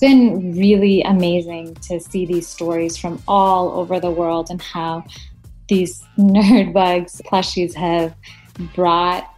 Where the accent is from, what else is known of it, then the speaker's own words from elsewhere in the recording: Madison, Wisconsin, United States; I'm from Madison, Wisconsin in the U.S.